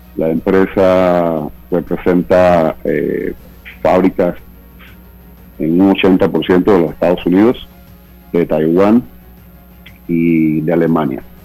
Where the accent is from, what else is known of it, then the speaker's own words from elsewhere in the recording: Panama; trabajadores panameños eh, que realmente nos sentimos como siento yo